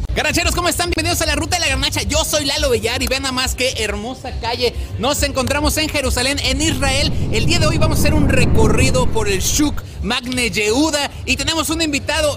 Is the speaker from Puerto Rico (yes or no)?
no; Mexico; yo como mexicano